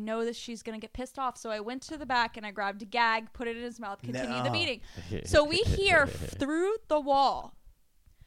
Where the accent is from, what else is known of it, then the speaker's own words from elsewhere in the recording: Tampa, Florida, United States; I'm from Tampa